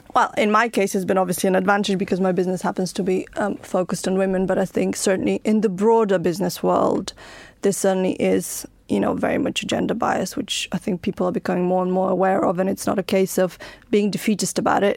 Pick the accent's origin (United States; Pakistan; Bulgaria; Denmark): Bulgaria; now in United Kingdom; I was born in Bulgaria, I came to live in the United Kingdom